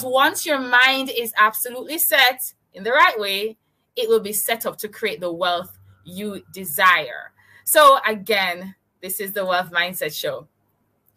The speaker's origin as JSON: {"language": "English", "town": "Kingston", "country": "Jamaica", "said": "I'm from Kingston, Jamaica."}